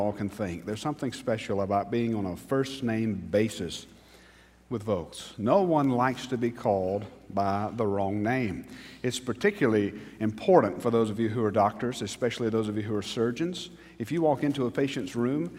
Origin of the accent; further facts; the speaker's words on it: Newnan, Georgia, United States; moved away as an adult; So when I moved back to Newnan